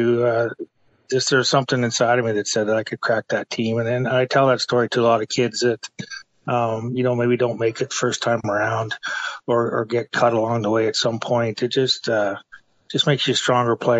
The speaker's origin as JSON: {"language": "English", "town": "Kingston", "region": "Ontario", "country": "Canada", "tie": "born or raised there", "moved": "yes", "said": "being from Canada. I grew up in Kingston, Ontario"}